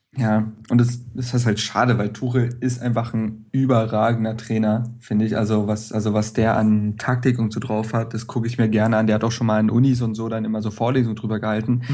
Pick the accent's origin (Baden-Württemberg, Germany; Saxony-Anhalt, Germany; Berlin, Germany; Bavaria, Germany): Berlin, Germany; als Berliner